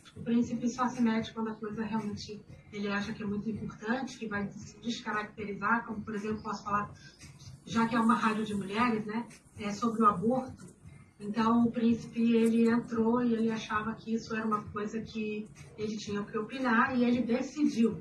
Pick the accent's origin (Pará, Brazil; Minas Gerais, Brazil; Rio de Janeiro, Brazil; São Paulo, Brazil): Rio de Janeiro, Brazil; moved away as an adult; now in Liechtenstein; como é que é sair do Rio de Janeiro, é, que eu vim do Rio